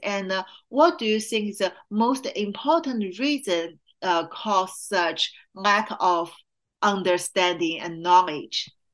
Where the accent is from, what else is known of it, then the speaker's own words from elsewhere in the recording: Qingdao, Shandong, China; moved away; my hometown Qingdao